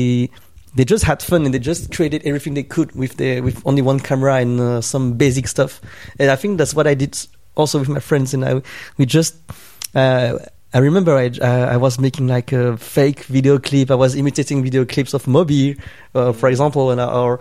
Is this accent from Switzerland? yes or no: yes; Switzerland; moved away; also born or lived in Hong Kong; I grew up in Switzerland in a Vietnamese family, you know, immigrant family